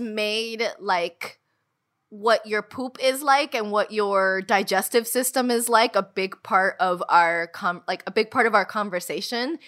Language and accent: English; United States; we were raised in the United States